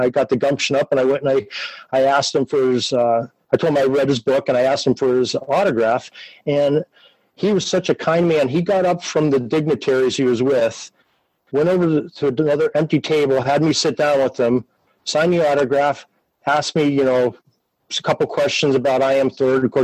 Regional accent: Erie, Pennsylvania, United States; my hometown of Erie, Pennsylvania

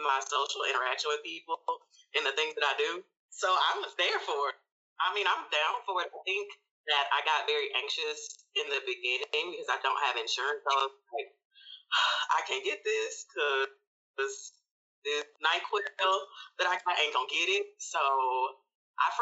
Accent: Memphis, Tennessee, United States; I'm from Memphis.

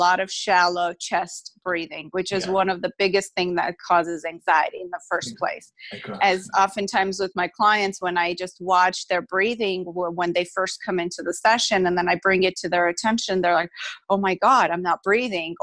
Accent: Armenia; now in United States; I was moved from my home country, Armenia, to United States.

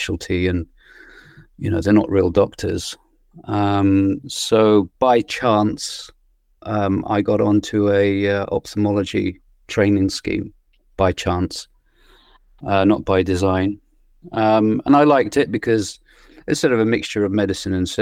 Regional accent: Iraq; moved away; I was born in Iraq in a religious and political family.

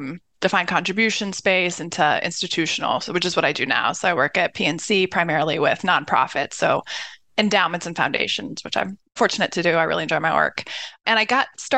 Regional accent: Cleveland, Ohio, United States; also born or lived in Philadelphia, Pennsylvania / Columbus, Ohio; My family moved when I was about 3 or 4, so I do claim Cleveland

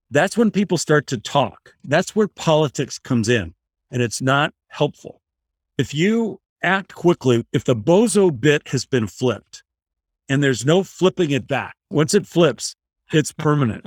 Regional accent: Michigan, United States; I was growing up in Michigan

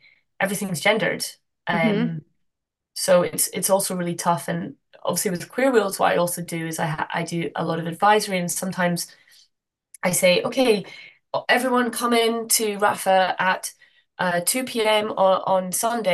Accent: Glasgow, Scotland, United Kingdom; now in Amsterdam, Netherlands; I'm from Glasgow originally.

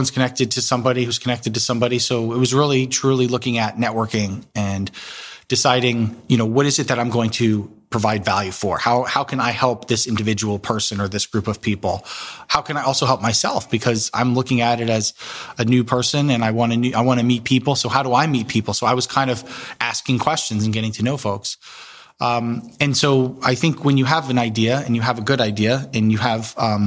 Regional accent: East Coast, United States; moved away as an adult; also born or lived in Washington, D.C.; now in Columbus, United States; I grew up in the East Coast and moved to D.C. for college

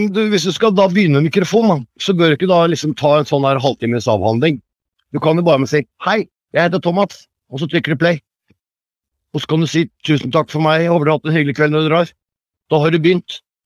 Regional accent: Tønsberg, Vestfold, Norway; moved away as an adult; now in Hemsedal, Norway; Jeg er fra Tønsberg

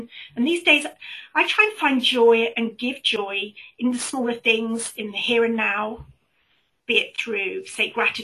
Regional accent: United Kingdom; accent: British; by my accent, I'm British and I live in the UK

